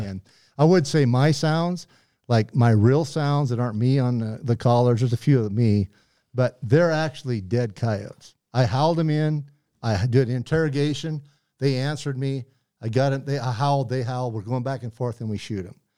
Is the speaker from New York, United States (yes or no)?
no; Butte, Montana, United States; I grew up in Butte